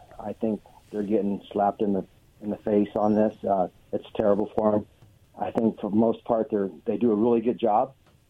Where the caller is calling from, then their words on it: Oregon, United States; from Oregon.